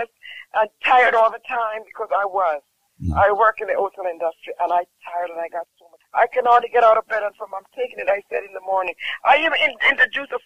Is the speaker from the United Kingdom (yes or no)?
no; Jamaica